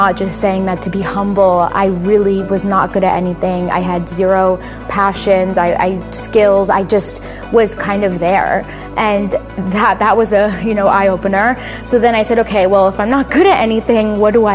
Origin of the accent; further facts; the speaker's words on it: Florida, United States; I'm from Florida